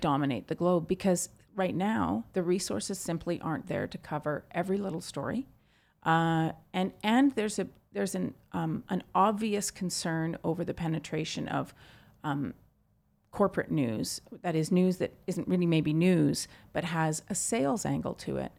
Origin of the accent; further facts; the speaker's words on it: Vancouver, British Columbia, Canada; my hometown, Vancouver